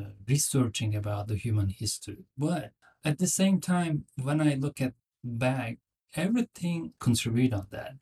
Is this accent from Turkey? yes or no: yes; Turkey; moved away as an adult; also born or lived in Nashville, United States; now in United States; I'm from Turkey. I grew up in Turkey. I came to the United States about 17, 18 years ago.